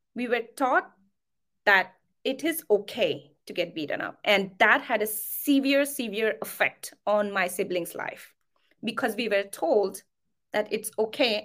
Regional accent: near Nagpur, Maharashtra, India; I come from India, uh, Maharashtra. Um, I come from a small, very small town, um, near to a place called Nagpur

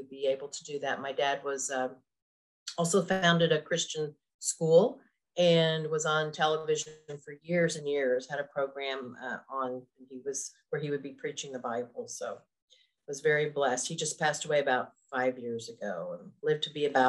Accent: Tulsa, Oklahoma, United States; also born or lived in Oshkosh, Wisconsin; I was born in Wisconsin, Oshkosh, and moved to Oklahoma, where I live now, when I was three

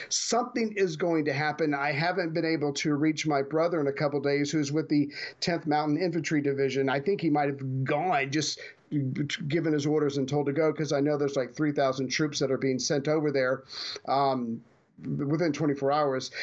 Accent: United States; as an American

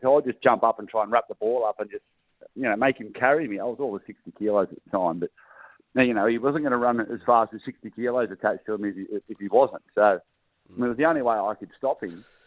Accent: Gold Coast, Queensland, Australia; I grew up on the Gold Coast

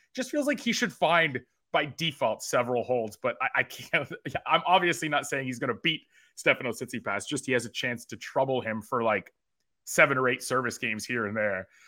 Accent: Canada; I am Canadian

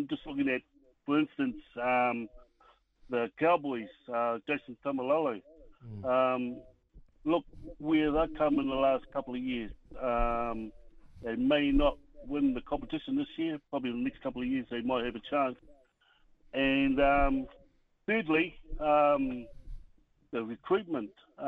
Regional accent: Palmerston North, Manawatū-Whanganui, New Zealand; From Palmerston North.

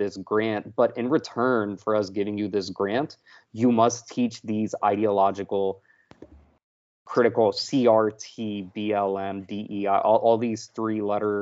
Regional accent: Texas, United States; moved away; also born or lived in Florida; I grew up in Texas

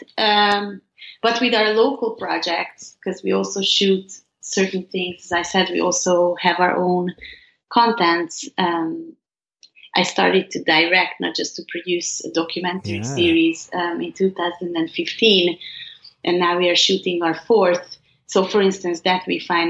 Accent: Hungary; growing up in Hungary

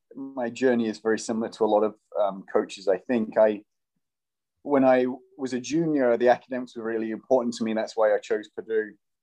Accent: England, United Kingdom; now in United States; Originally from England, as you can probably tell from the accent, although I get Australian because I've been in America for half my life.

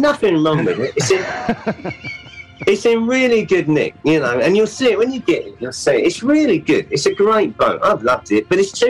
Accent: London, United Kingdom; I was within the sound of the bells, if you know what I mean.

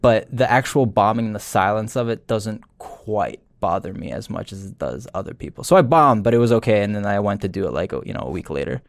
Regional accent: New Jersey, United States; I'm from Jersey

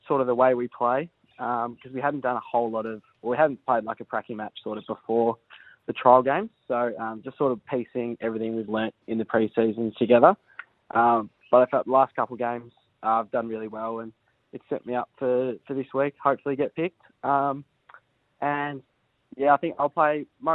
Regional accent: Geelong, Victoria, Australia; moved away as an adult; also born or lived in Sydney; now in Adelaide, Australia; I'm from Geelong, grew up there, played all my footy there at the Falcons in the TAC Cup

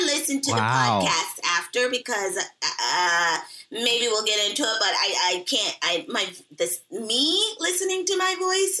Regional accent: Seattle, Washington, United States; I was raised there

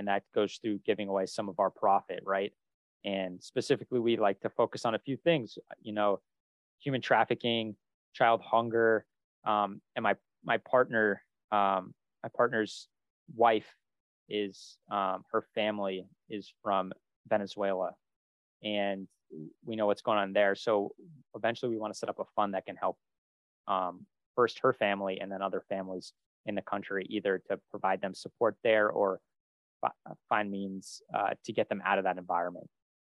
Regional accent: Northeast, United States; Since we're both from the Northeast and we both at least at one time or another have lived in Boston

